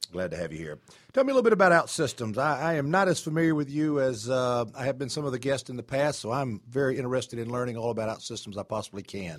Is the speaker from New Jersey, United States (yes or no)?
no; Atlanta, Georgia, United States; I was born in Atlanta a long, long time ago